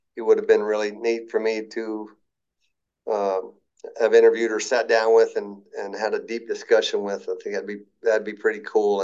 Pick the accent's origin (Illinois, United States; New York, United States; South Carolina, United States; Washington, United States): Washington, United States; Tri-Cities; I was from the Tri City